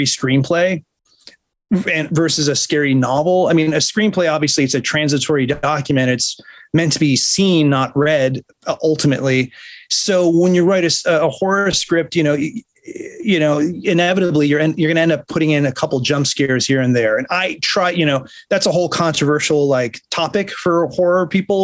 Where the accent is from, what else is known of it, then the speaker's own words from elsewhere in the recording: Buffalo, New York, United States; moved away; I grew up in Buffalo